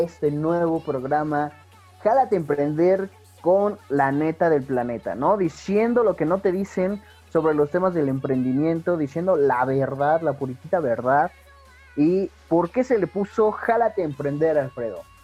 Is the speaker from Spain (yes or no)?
no; Mexico; Como buen mexicano